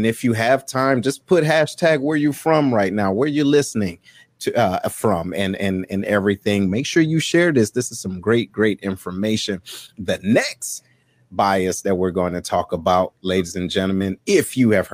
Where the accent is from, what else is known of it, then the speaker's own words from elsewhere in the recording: Detroit, Michigan, United States; moved away as an adult; being from where I'm from Detroit, there wasn't a diverse environment